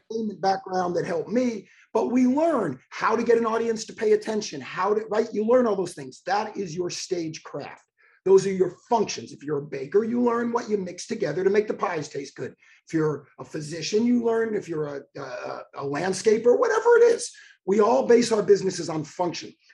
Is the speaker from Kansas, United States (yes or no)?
no; Miami Beach, Florida, United States; I was born on South Beach. I was born in Miami Beach.